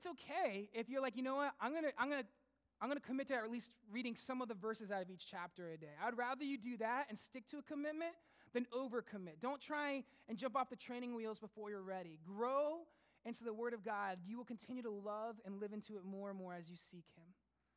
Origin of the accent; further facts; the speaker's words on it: United States; now in Sussex, Canada; I'm American